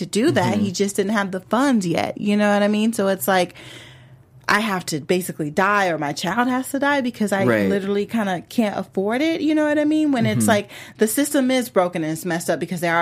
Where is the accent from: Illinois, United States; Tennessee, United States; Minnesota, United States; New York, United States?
Illinois, United States; Chicago; moved away; I was too. Like, I just lived there. I was born there